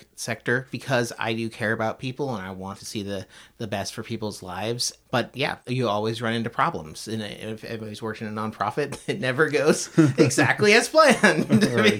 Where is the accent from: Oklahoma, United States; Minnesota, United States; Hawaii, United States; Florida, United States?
Florida, United States; outside of Tampa; moved away as an adult; also born or lived in California / Chicago; now in Portland, United States; I grew up in Florida, outside of Tampa. Was there for about 20 years